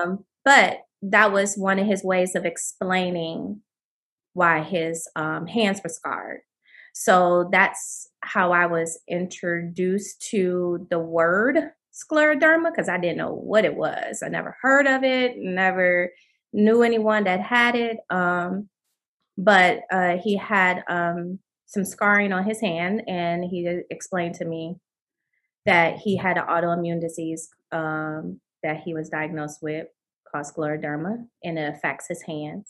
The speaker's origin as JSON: {"language": "English", "town": "Pontiac", "region": "Michigan", "country": "United States", "tie": "born or raised there", "said": "I'm from Pontiac, Michigan, born and raised."}